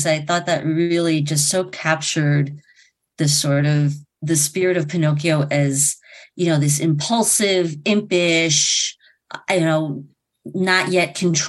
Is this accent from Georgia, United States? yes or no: no; Long Island, Suffolk, New York, United States; accent: Long Island; I think my Long Island accent is coming out.